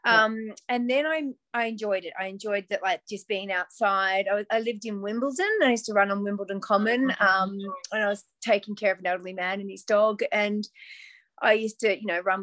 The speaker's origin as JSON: {"language": "English", "country": "Australia", "also_born_or_lived": "England", "moved": "yes", "said": "I'm from Australia, but I lived there."}